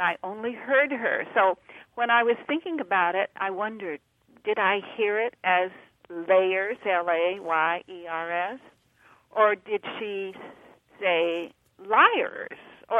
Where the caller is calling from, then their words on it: San Diego, California, United States; San Diego.